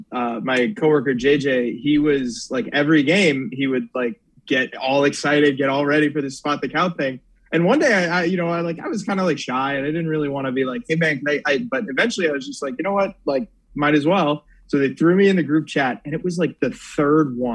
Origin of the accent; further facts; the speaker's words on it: Virginia, United States; Yeah, born and raised in Northern Virginia. Northern Virginia.